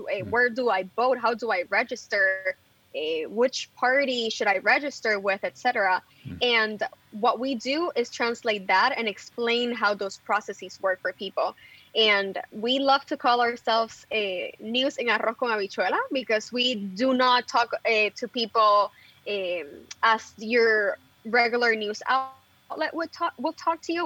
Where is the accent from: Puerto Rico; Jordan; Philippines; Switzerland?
Puerto Rico; Bayamón; moved away as an adult; now in New York City, United States; I grew up in Bayamon. All my family is from Bayamon